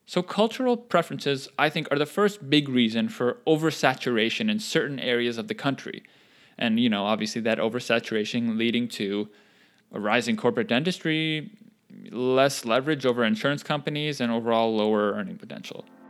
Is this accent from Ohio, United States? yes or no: no; North Carolina, United States; In my home state, In the city of Apex, which is a suburb of Raleigh